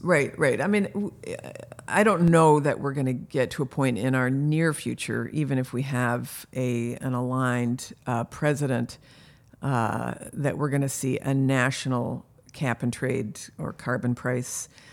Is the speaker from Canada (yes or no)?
yes; Canada; also born or lived in Michigan, United States / California, United States; now in United States; I was born in Canada